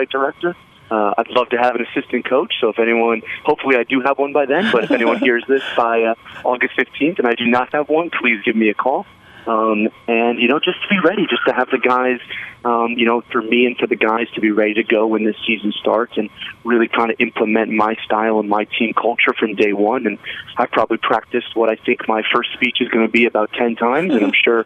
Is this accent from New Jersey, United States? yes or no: yes; East Brunswick, New Jersey, United States; also born or lived in Scotland; I grew up in East Brunswick, New Jersey, about 10 minutes from Rutgers University.